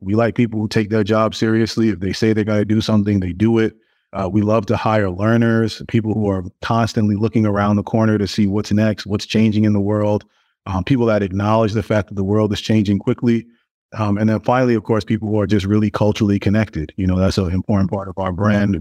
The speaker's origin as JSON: {"language": "English", "town": "New York City", "region": "New York", "country": "United States", "tie": "born or raised there", "said": "I grew up in Brooklyn, um, in a really big family"}